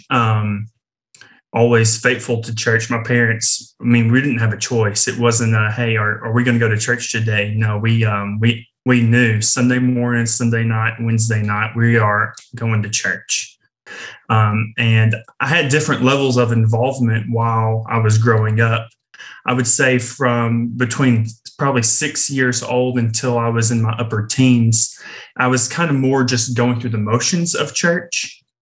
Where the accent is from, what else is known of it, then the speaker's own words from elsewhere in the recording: Kingston, Tennessee, United States; moved away as an adult; now in Georgia, United States; I am from East Tennessee, a little town outside of Knoxville called Kingston, and that's where I grew up, um, born and raised there.